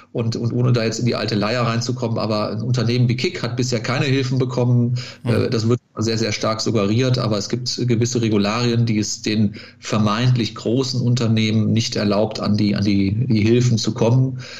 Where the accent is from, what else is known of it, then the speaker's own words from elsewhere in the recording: Cologne, North Rhine-Westphalia, Germany; bin Kölner mit Leib und Seele, nicht in Köln geboren, aber äh, in äh, Köln zur Schule gegangen, in den Kindergarten gegangen